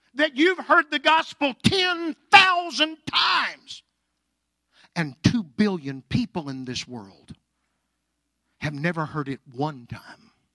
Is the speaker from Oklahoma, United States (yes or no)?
yes; Anadarko, Oklahoma, United States; I was raised in Anadarko, Oklahoma, born and raised there.